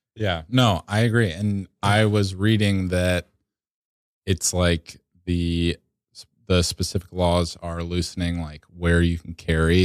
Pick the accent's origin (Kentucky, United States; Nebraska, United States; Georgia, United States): Georgia, United States; now in New York, United States; I'm from Georgia